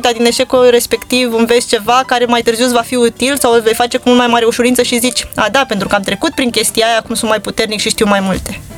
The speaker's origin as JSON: {"language": "Romanian", "region": "Bucharest", "country": "Romania", "tie": "born or raised there", "said": "m-am născut în București, pentru mine orașul ăsta este acasă."}